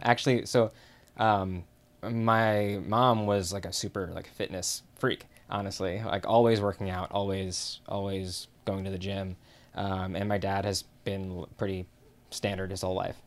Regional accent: Chicago, Illinois, United States; I am from Chicago.

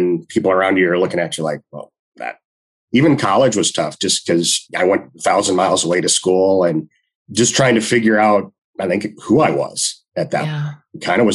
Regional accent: Wisconsin, United States; growing up in Wisconsin

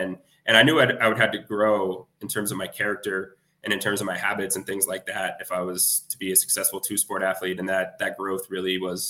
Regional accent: Ottawa, Ontario, Canada; moved away as an adult; also born or lived in Nova Scotia / Bulgaria / Germany; now in Botevgrad, Bulgaria; my hometown at the University of Ottawa

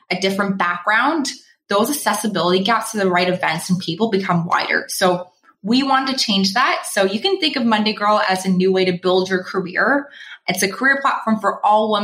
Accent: Toronto, Ontario, Canada; moved away as an adult; now in Vancouver, Canada; I'm just pretending to be a local, but I'm actually from Toronto

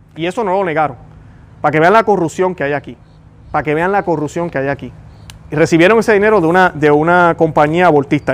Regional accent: Puerto Rico; en mi caso Puerto Rico. Y yo puedo decir hoy que soy puertorriqueño

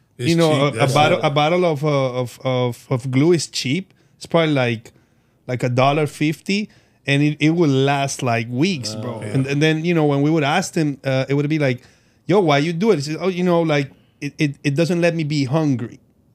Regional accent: Colombia; moved away; I'm from Colombia

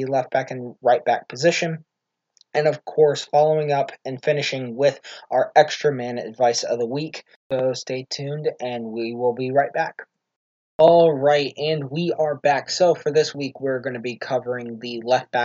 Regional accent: United States; being an American

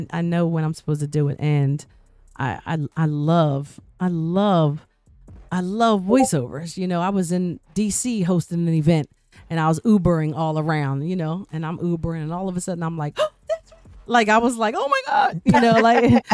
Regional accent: Yeadon, Pennsylvania, United States; I'm from Yaden.

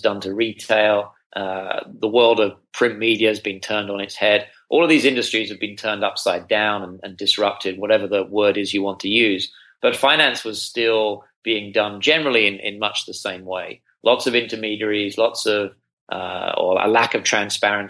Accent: United Kingdom; moved away as an adult; also born or lived in Singapore / China; now in United States; as you may be able to detect from my accent, I'm not from around these parts. I'm from the UK

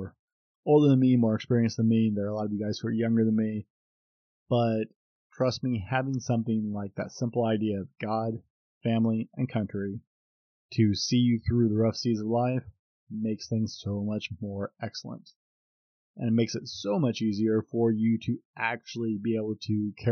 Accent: United States; I'm an American

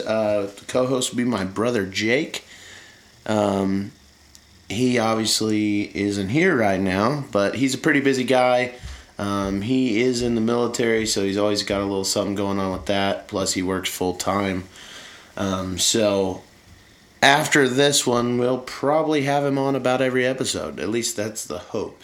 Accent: Indiana, United States; I'm from Indiana

